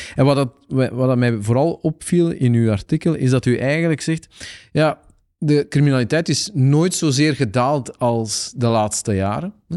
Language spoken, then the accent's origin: Dutch; Aalst, Flanders, Belgium; als Aalstenaar